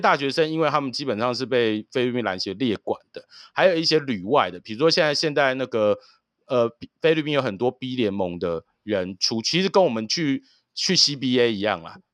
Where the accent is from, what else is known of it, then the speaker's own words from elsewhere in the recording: Taiwan; 我们台湾